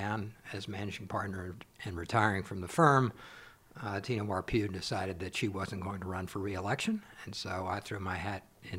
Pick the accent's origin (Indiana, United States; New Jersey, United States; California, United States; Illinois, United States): Indiana, United States; Tell City; moved away as an adult; now in Louisville, United States; I'm originally from Tell City, Indiana